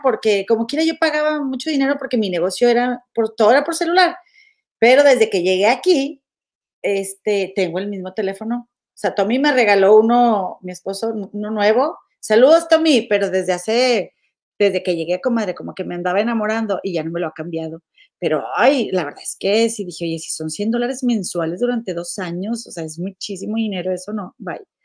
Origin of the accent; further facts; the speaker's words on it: Monterrey, Nuevo León, Mexico; moved away; soy bien de Monterrey